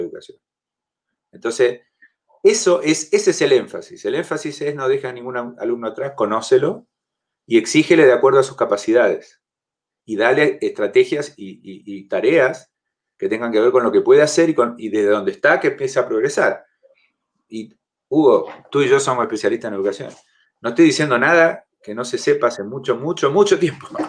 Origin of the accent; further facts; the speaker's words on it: Argentina; now in Chile; soy argentino